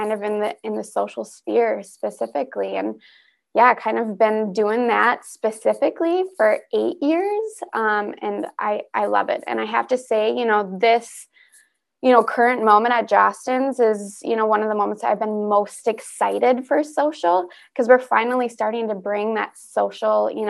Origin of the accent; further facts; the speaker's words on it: Minneapolis, Minnesota, United States; Born and raised in Minneapolis. So I've definitely been around this area my whole life.